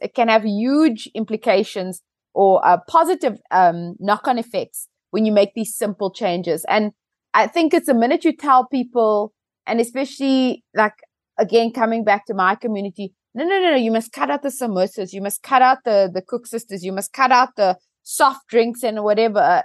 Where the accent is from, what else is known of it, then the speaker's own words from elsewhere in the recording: South Africa; as a South African